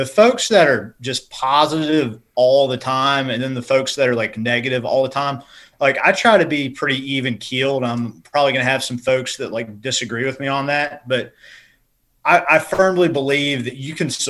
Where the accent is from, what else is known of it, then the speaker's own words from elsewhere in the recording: LaGrange, North Carolina, United States; moved away as an adult; So I grew up in LaGrange, North Carolina, just like a hop, skip, and a jump from, like, Pitt County.